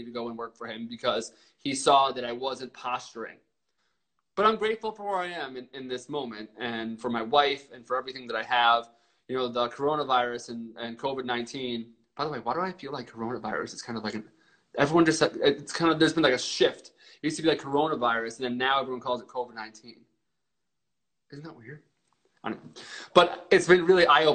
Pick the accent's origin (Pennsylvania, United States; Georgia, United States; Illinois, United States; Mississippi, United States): Pennsylvania, United States; Reading; I was born and bred in Pennsylvania